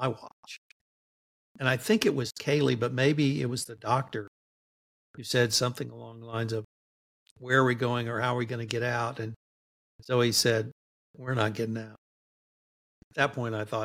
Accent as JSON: {"language": "English", "region": "Texas", "country": "United States", "said": "being a Texan"}